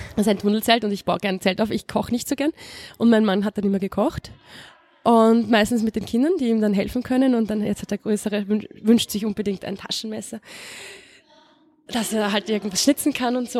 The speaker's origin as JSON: {"language": "German", "region": "Vienna", "country": "Austria", "also_born_or_lived": "El Alto, Bolivia", "said": "Ich komme aus der Gegend, aus Aspern"}